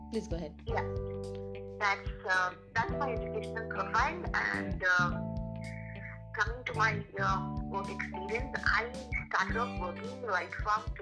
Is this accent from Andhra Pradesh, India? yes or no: yes; Andhra Pradesh, India; I am from Assam College, Jaiwara in Andhra Pradesh. Uh-huh. And, uh, I'm, I am I was born here and I pursued my education over here.